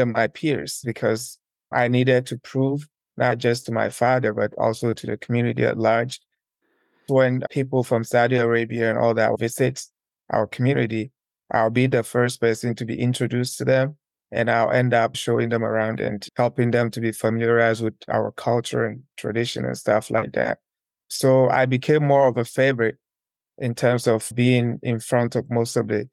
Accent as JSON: {"language": "English", "region": "Ashanti", "country": "Ghana", "tie": "born or raised there", "moved": "as an adult", "lives_now": "South Africa", "said": "One of the provinces in Ghana is called Ashanti region. It's down in the southern part of Ghana. That's where I was born and raised."}